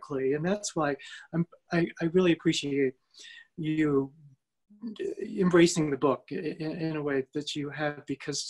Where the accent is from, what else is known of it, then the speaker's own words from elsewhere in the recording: United States; I grew up as a middle-class white male in America